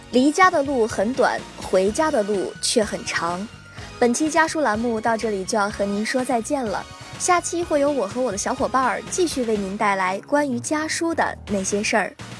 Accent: Guangzhou, Guangdong, China; moved away as an adult; now in Nanjing, China; 来自广东广州。我在南京大学，距离我的家乡一千三百六十七公里

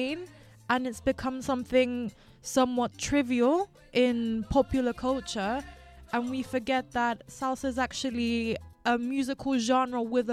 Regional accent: London, United Kingdom; I am of Colombian heritage. However, I was born here in London to my two Colombian parents

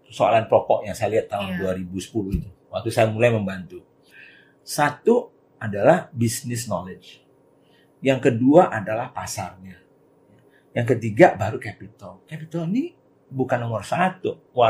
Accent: Kerinci, Jambi, Indonesia; Karena saya melihat di kampung halaman saya di daerah Kerinci, Gunung Kerinci di Jambi.

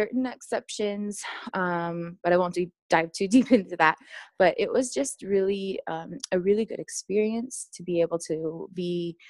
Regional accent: Maui, Hawaii, United States; moved away as an adult; now in Midwest, United States; I was born and raised on Maui. My parents, my father is Native Hawaiian and Filipino. His father is full-blooded Hawaiian

